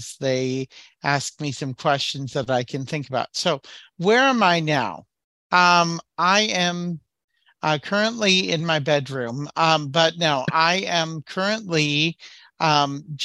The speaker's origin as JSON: {"language": "English", "town": "Waukesha", "region": "Wisconsin", "country": "United States", "said": "I'm from Waukesha, Wisconsin"}